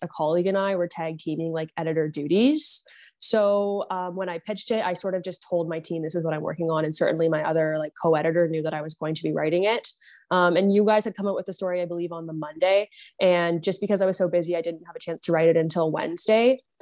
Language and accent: English; Niagara, Ontario, Canada; now in Ottawa, Canada; I grew up in Niagara, Ontario